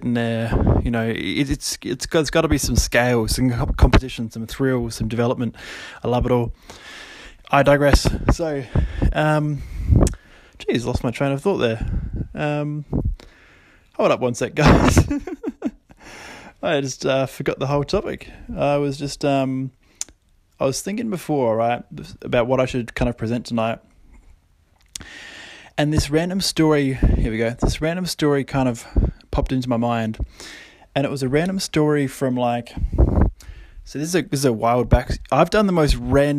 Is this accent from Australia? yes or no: yes; Kangaroo Island, South Australia, Australia; also born or lived in Adelaide; I'd moved to Adelaide, moved out of home, 18, moved to Adelaide from Kangaroo Island. And a lot of you might not know, I'm actually from Kangaroo Island